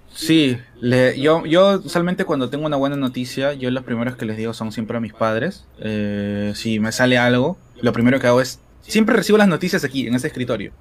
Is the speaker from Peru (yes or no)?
yes; Lima, Peru; actualmente vivo aquí en Lima, soy de Lima mm, eh, y he crecido aquí, nunca me, he mudado